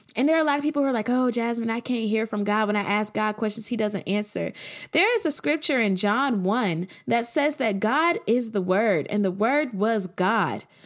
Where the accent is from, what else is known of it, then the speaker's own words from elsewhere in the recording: Atlanta, Georgia, United States; I'm from Atlanta